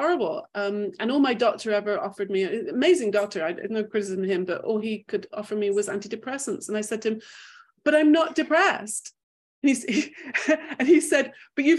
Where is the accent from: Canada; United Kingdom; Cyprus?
United Kingdom; England; also born or lived in Manchester; I grew up in England